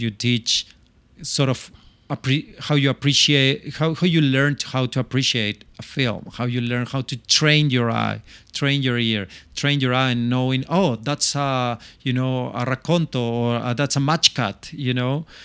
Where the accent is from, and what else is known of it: Chile; English is a second language; moved away as an adult; also born or lived in London